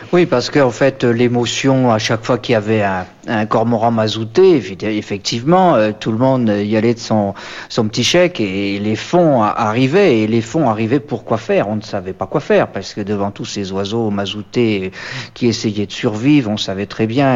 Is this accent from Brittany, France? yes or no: yes; Breton, Brittany, France; en tant que breton